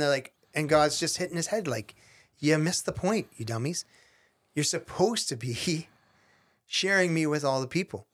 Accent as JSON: {"language": "English", "country": "Canada", "said": "I'm Canadian."}